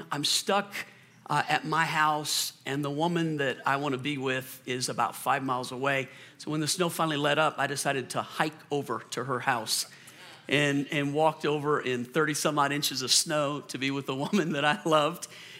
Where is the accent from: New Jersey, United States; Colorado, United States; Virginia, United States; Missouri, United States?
Colorado, United States; I'm from Colorado. Yeah. I can drive through anything.